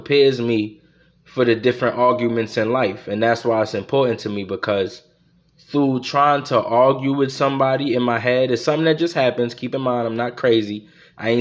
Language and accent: English; United States; I'm an American